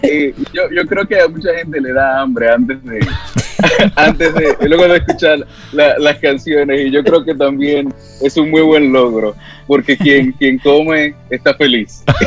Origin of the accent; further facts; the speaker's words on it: Dominican Republic; con lo que somos como dominicanos